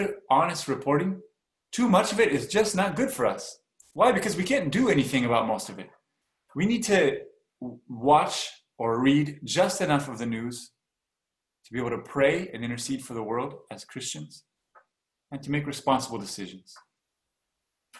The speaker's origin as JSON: {"language": "English", "region": "Washington", "country": "United States", "moved": "yes", "lives_now": "Oregon, United States", "said": "I'm from Washington"}